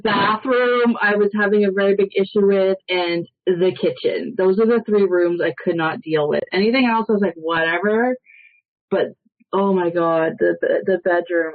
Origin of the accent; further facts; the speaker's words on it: Toronto, Ontario, Canada; I'm from Toronto